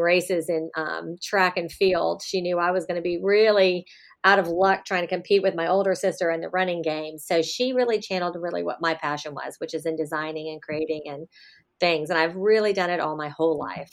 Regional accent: Miami, Florida, United States; I was born and raised in Miami, Florida

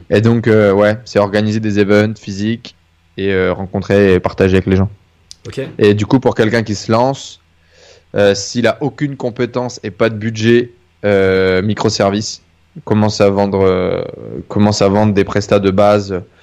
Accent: Denain, Hauts-de-France, France; Je viens du nord de la France. Euh, je suis né à côté de, de je, suis né, à Denain, dans une ville qui est plutôt assez pauvre.

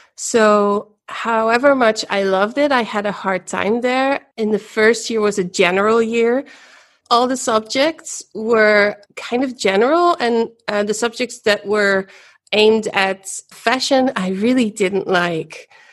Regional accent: Ghent, Flanders, Belgium; I was born in Ghent, in Belgium, daughter of a Belgian mother and a Dutch father.

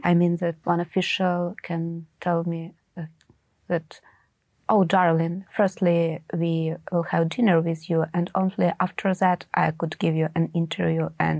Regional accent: Ukraine; I'm a Ukrainian and in my country the war is going on.

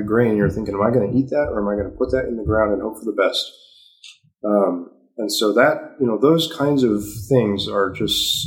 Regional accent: San Diego, California, United States; moved away as an adult; now in Uganda; I'm from San Diego

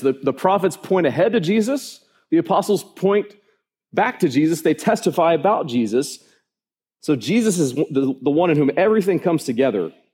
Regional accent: United States; I'm an American citizen.

